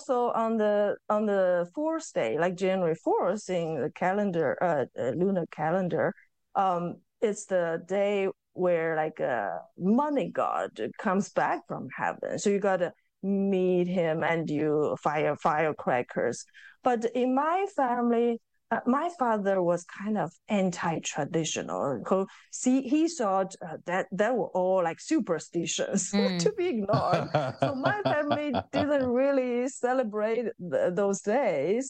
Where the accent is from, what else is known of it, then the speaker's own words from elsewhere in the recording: eastern China, China; moved away; in my hometown, like it belongs to eastern part of China